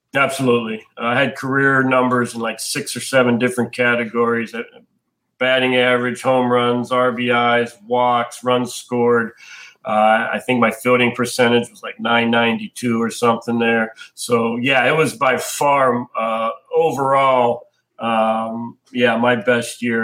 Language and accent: English; Pittsburgh, Pennsylvania, United States; also born or lived in Indiana; I'm from Pittsburgh, so I grew up a huge Pirates fan